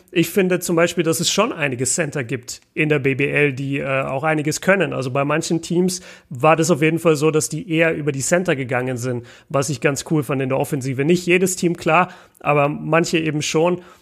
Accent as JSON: {"language": "German", "town": "Nuremberg", "region": "Bavaria", "country": "Germany", "said": "als Nürnberger ist das halt ein Riesenthema, weil Bamberg gleich bei uns ist."}